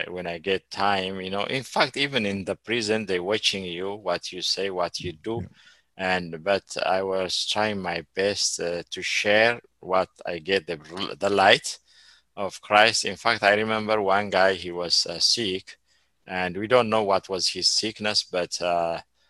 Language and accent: English; Ethiopia; moved away as an adult; also born or lived in Eritrea / Sudan; I live in Ethiopia more than 40 years. I know Ethiopia, but I don't have a citizenship already. They canceled my citizenship.